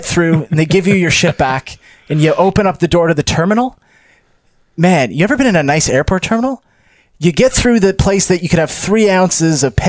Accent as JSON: {"language": "English", "country": "Canada", "said": "I'm Canadian."}